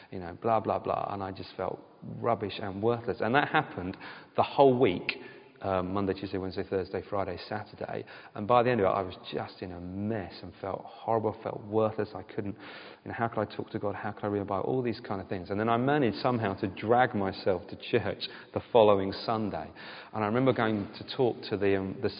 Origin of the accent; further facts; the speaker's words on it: United Kingdom; all of us are British